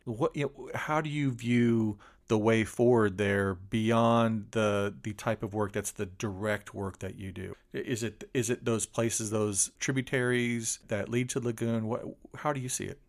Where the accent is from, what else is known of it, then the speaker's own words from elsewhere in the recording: Polk County, Florida, United States; where you and I grew up